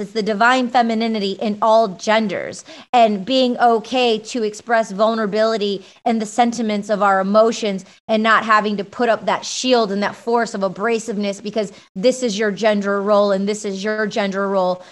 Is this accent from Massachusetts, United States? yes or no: no; Michigan, United States; I grew up in Michigan with a big Greek family